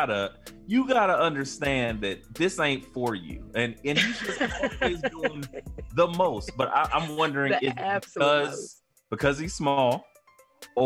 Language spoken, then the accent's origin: English; United States; we grew up in Maple